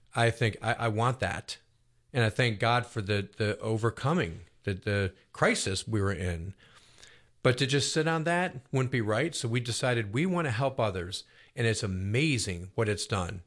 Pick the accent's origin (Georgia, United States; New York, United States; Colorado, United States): New York, United States; Buffalo; now in Roswell, United States; I grew up in Buffalo, New York, which is a big Catholic town